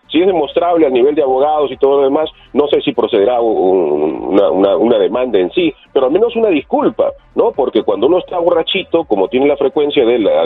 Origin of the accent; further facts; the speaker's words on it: Mexico; defendernos como mexicanos que somos.